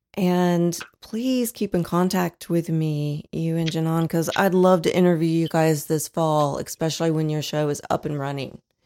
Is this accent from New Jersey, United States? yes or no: no; Dayton, Ohio, United States; now in Fort Wayne, United States; I'm from Dayton, Ohio originally. I'm a transplant